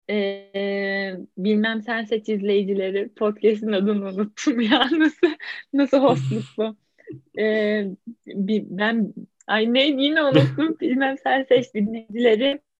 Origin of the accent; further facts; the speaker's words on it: İzmir, Turkey; Ben doğma İzmirliyim.